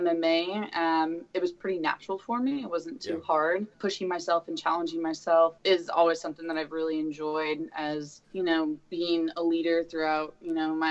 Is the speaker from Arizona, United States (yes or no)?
yes; Tucson, Arizona, United States; also born or lived in Honolulu, Hawaii; now in Portland, United States; I'm originally from Tucson, so my parents moved back to Arizona